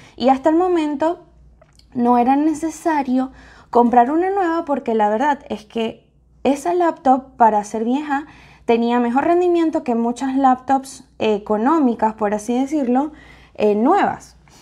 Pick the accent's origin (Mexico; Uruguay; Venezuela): Venezuela; now in United States; como decimos en Venezuela